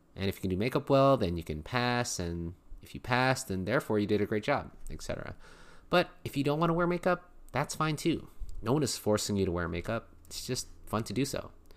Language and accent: English; Philippines; I'm Filipino